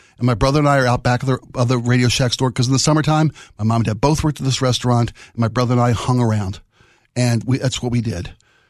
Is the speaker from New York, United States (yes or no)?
no; Baltimore, Maryland, United States; See, I was born and raised in Baltimore.